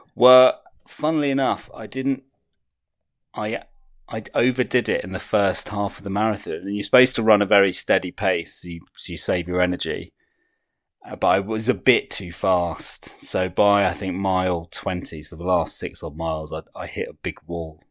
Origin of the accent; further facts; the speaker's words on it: United Kingdom; as a British person